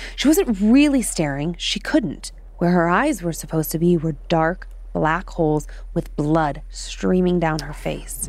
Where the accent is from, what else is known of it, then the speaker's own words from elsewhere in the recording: Midwest, United States; I am from the Midwest, and we say Appalachian.